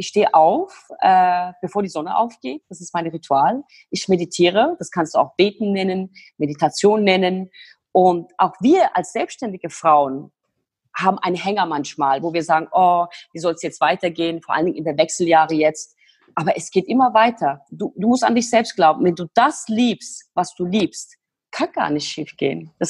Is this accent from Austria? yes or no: no; Turkey; now in Germany; komme aus der Türkei mit meiner Zwillingsschwester. Wir sind in der Türkei groß geworden, bei den Großeltern.